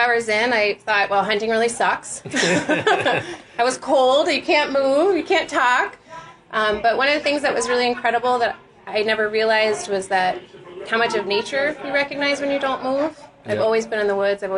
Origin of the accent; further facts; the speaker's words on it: Florida, United States; moved away; I grew up in Florida. We didn't hunt